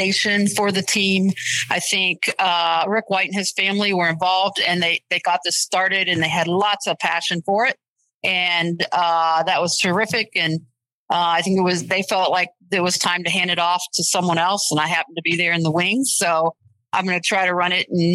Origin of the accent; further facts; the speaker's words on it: Springfield, Ohio, United States; moved away as an adult; also born or lived in East Coast; I'm originally from Springfield, Ohio, and I've lived a lot of other places